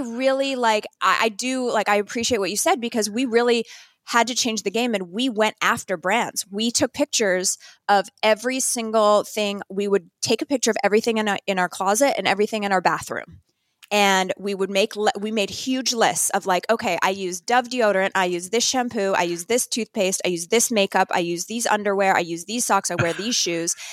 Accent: Northern Canada, Canada; moved away; also born or lived in New York; I grew up in Northern Canada

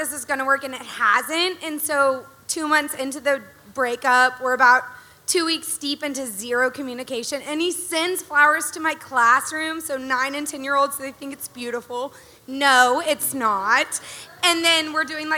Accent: Dallas, Texas, United States; I'm from the Dallas area, and I'm an elementary school teacher

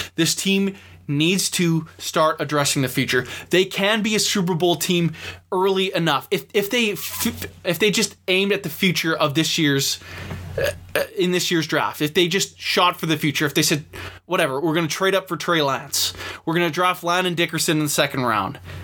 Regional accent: Vancouver, British Columbia, Canada; I'm obviously from Vancouver, Canada. And being in this parts, obviously follow the Canucks

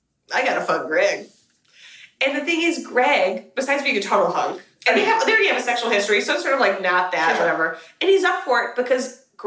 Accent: United States; as an American

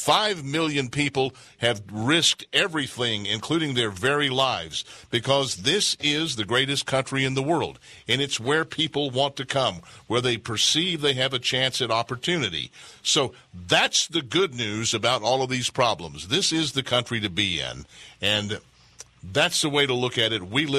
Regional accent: Texas, United States; also born or lived in Dallas; I'm a Texan born and bred.

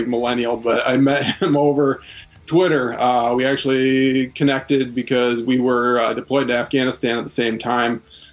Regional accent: Fremont, Michigan, United States; also born or lived in Grand Rapids, Michigan; Born and raised in Fremont, Michigan

